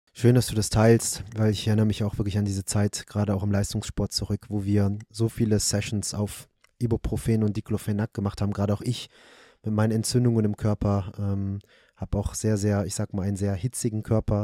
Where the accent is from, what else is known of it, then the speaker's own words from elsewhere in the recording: Germany; bei uns in Deutschland